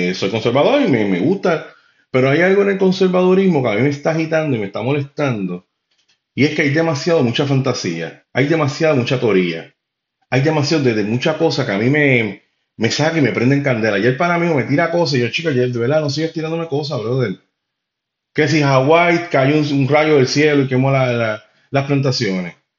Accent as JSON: {"language": "Spanish", "country": "Puerto Rico"}